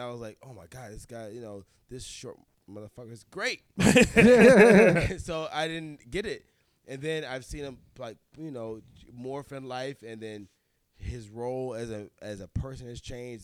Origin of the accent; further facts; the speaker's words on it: Cleveland, Ohio, United States; moved away; I'm from Cleveland, Ohio